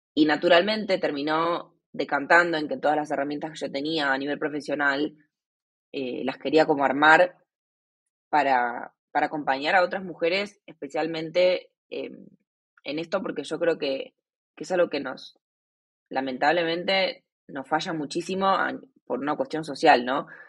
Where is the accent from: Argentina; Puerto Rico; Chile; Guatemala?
Argentina; moved away as an adult; also born or lived in Asia; Hace cinco años me fui de Argentina y hace uno vivo viajando por Asia